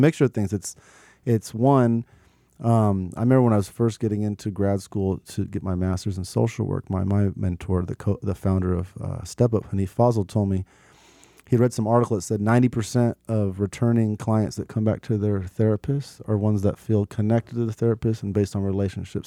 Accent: Portland, Oregon, United States; I grew up in North and Northeast Portland

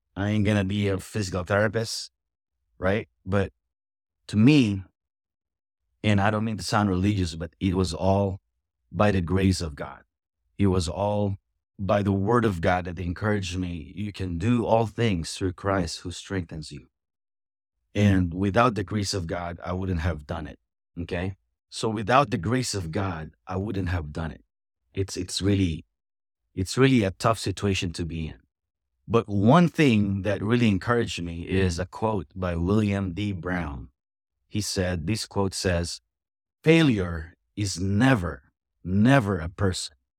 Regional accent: Philippines; moved away as an adult; also born or lived in Florida; now in United States; I'm an immigrant. I'm from the Philippines, and, um, I came here fourth quarter of nineteen ninety-seven.

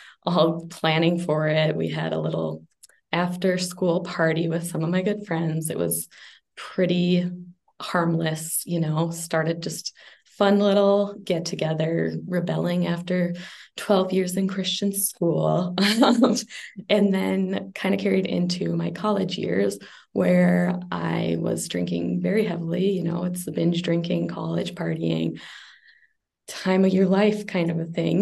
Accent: Minnesota, United States; moved away; also born or lived in Las Vegas; I am from Minnesota, Ashley's area, although I've been very nomadic lately, so kind of everywhere in the United States.

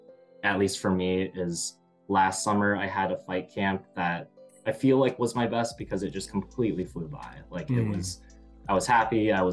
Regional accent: Iowa, United States; So I moved here from Iowa, and, in Iowa, we generally had like 4 classes like per week at my older gym

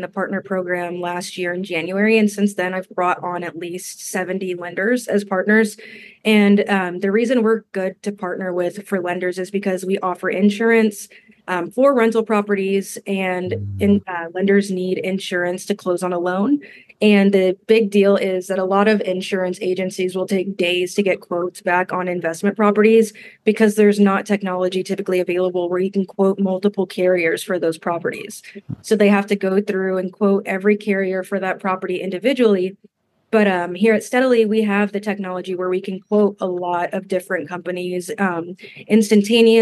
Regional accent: Denver, Colorado, United States; now in Kansas City, United States; I'm originally from Denver

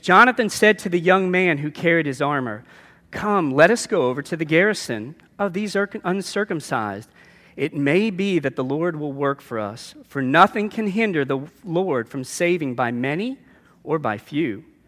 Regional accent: New Orleans, Louisiana, United States; a very, uh, Roman Catholic background growing up in New Orleans

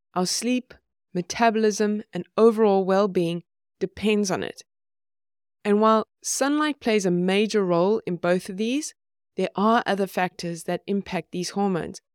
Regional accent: South Africa; now in Sweden; I grew up in South Africa, and I live in Sweden now

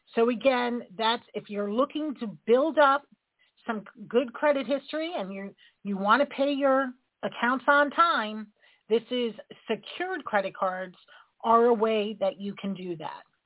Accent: New York, United States; I'm a New Yorker

